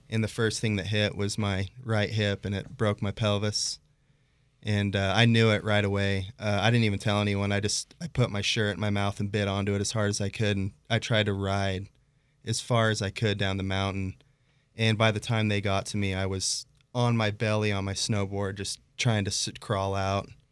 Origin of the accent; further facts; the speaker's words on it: Pocatello, Idaho, United States; I grew up in Pocatello, Idaho